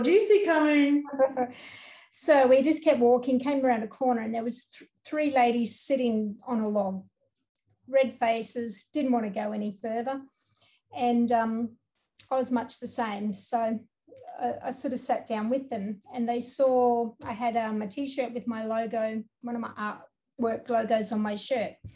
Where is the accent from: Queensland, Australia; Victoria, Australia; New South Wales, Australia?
Queensland, Australia; Townsville; I'm from Townsville